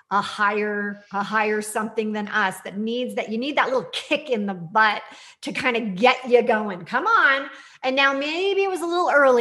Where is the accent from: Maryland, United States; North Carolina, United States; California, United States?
California, United States; I'm from California